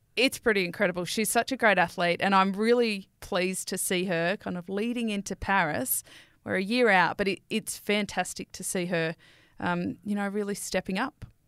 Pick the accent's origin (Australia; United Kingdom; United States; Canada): Australia; Sydney, New South Wales; I'm from Western Sydney